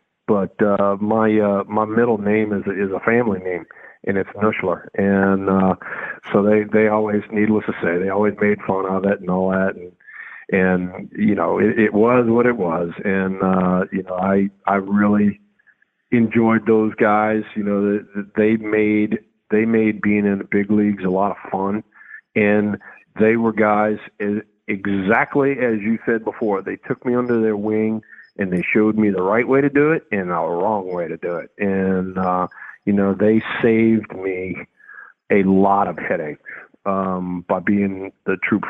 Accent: the South, United States; And for me personally, you know, I'm from the South, so I was never really, you know, into, you know, cold weather and all

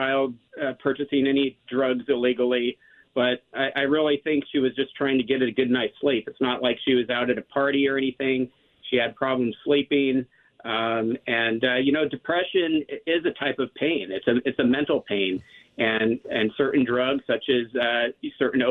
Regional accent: Southern California, United States; we grew up in Southern California

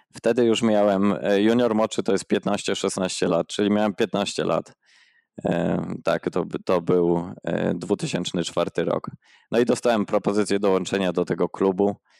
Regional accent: Przemyśl, Subcarpathian Voivodeship, Poland; now in Oslo, Norway; pochodzę z Przemyśla, mieszkaliśmy zaraz koło parku miejskiego

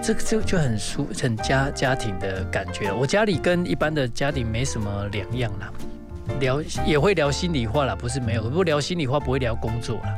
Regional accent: Taiwan; 当我说我是台湾人的时候

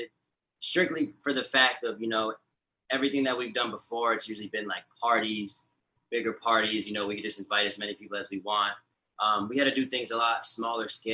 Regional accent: Siesta Key, Florida, United States; I grew up in Siesta Key with them.

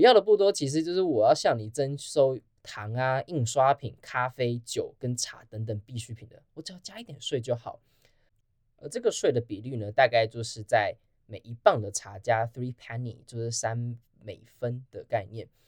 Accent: Taiwan; 那台湾又身为一个全世界唯一一个支持川普过半的国家，所以我们站的角色就很非常的微妙

